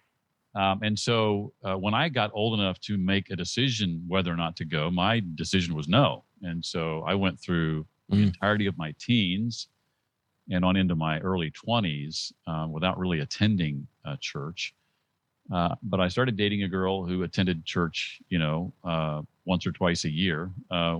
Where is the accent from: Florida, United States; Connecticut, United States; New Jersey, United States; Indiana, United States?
Indiana, United States; Indianapolis; moved away as an adult; also born or lived in Muncie, Indiana; now in Tennessee, United States; I grew up in Indianapolis, Indiana